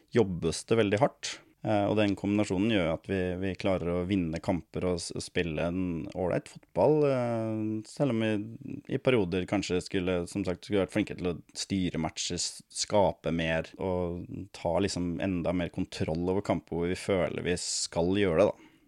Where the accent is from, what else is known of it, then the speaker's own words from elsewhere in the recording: Lørenskog, Akershus, Norway; moved away as an adult; now in Surnadal, Norway; jeg er jo opprinnelig fra Lørenskog, da, rett utafor Oslo. Ehm, det er der jeg spilte min barnefotball og ungdomsfotball